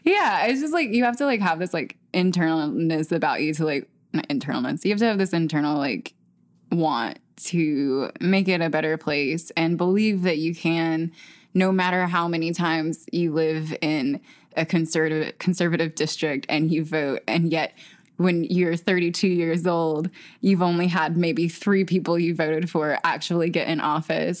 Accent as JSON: {"language": "English", "region": "the South", "country": "United States", "said": "as a Southerner"}